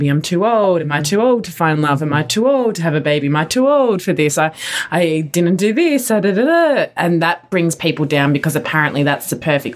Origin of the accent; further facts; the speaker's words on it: Australia; now in United States; growing up in Australia